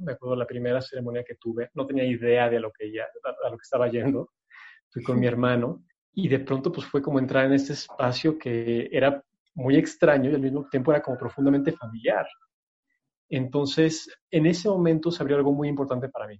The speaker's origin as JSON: {"language": "Spanish", "region": "Mexico City", "country": "Mexico", "tie": "born or raised there", "said": "yo crecí en la Ciudad de México, pero vivía cerca del bosque"}